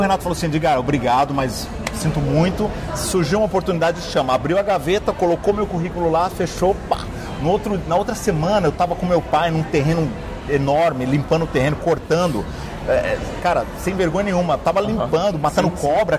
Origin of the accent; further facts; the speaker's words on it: São Paulo, Brazil; also born or lived in Minas Gerais; Eu sou mineiro, radicado em São Paulo, mudei para São Paulo com 6, 7 anos de idade